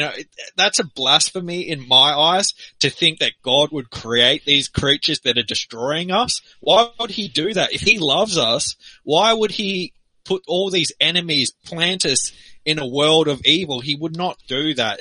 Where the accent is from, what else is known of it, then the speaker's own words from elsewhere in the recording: Australia; as a guy who lives in Australia